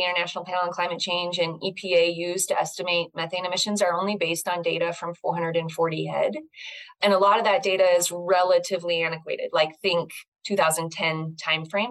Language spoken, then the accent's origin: English; Northern California, United States; moved away; I grew up in Northern California